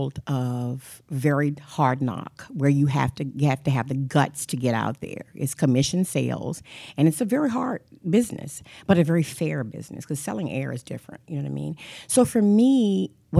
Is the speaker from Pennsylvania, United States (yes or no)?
no; Richmond, Virginia, United States; I'm from Richmond, Virginia, born and raised